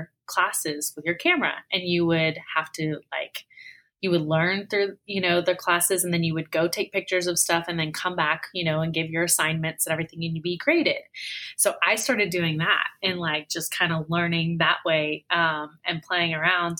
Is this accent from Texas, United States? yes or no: yes; Dallas, Texas, United States; also born or lived in Lucas, Texas; I pretty much am born and raised in Dallas, Texas